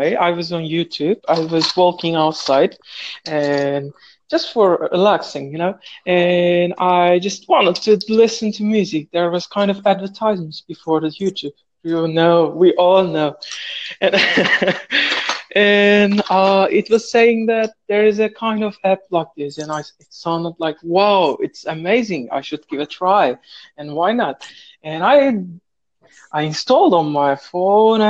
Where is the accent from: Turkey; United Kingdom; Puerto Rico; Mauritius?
Turkey; moved away as an adult; now in Saudi Arabia; I'm from Turkey, and now I'm living in Saudi Arabia.